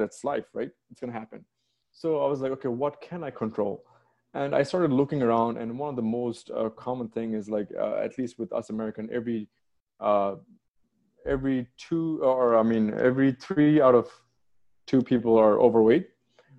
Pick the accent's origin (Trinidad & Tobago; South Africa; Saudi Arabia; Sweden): Saudi Arabia; also born or lived in Bangladesh / United Kingdom / Washington, D.C. / Austin; now in United States; I was born in Bangladesh, and I grew up in Saudi Arabia.